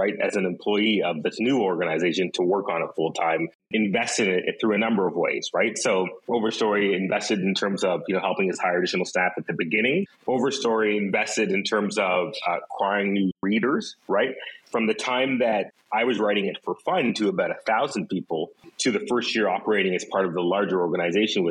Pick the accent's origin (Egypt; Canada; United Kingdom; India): Canada; Ottawa, Ontario; moved away as an adult; now in Vancouver, Canada; I'm actually from Ottawa